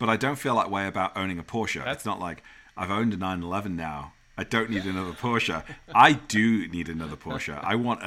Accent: United Kingdom; accent: British; now in United States

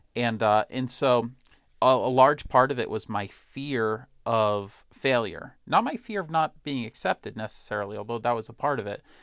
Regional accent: Boston, Massachusetts, United States; as a Bostonian

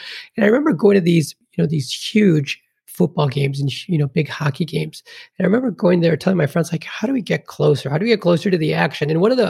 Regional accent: Chicago, Illinois, United States; I was born and raised here in Chicago, and I went to University of Illinois down in Urbana-Champaign.

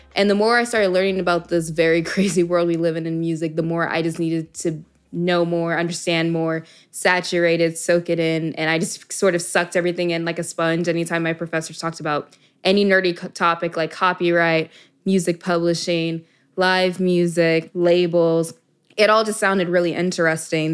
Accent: Dallas, Texas, United States; moved away as an adult; also born or lived in Miami, Florida; I'm from Dallas, Texas originally.

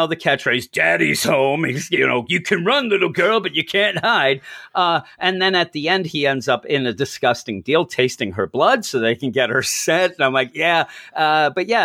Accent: Philadelphia, Pennsylvania, United States; We're from the Philadelphia area

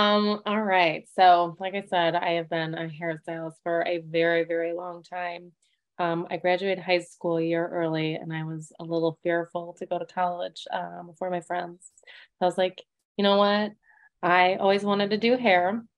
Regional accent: Chicago, Illinois, United States; I am from Chicago, Illinois, but I have kind of just moved all over the place over the years.

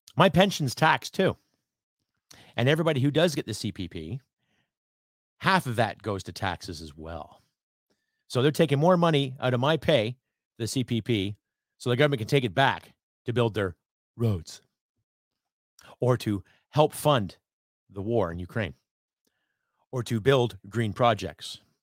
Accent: Canada; I am a Canadian

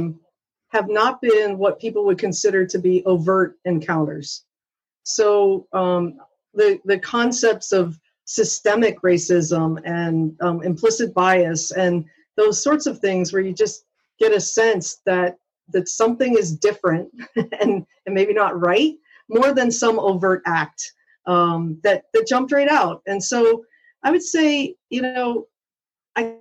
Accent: Pittsburgh, Pennsylvania, United States; moved away; I am a Pittsburgh native from Pennsylvania

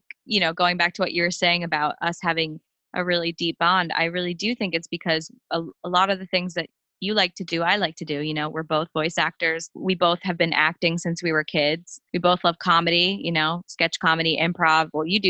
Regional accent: New York City, New York, United States; I was born in Queens, New York, a very long line of New Yorkers in my family. My dad's from the Bronx. My mom's family's all from Brooklyn.

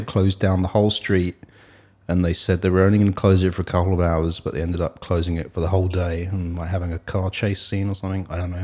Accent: Hastings, South East England, United Kingdom; moved away; Sussex, which is where I am from, this is, I was born in Sussex, in Hastings.

